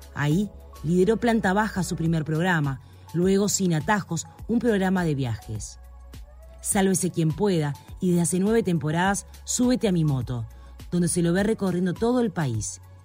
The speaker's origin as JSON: {"language": "Spanish", "town": "San Carlos", "region": "Maldonado", "country": "Uruguay", "moved": "yes", "lives_now": "Montevideo, Uruguay", "said": "Soy de San Carlos"}